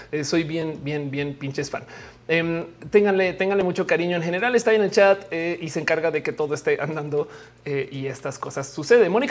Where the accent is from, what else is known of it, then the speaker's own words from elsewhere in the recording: Argentina; Me encanta, soy de Argentina. Igual no, no llega a Argentina si pides.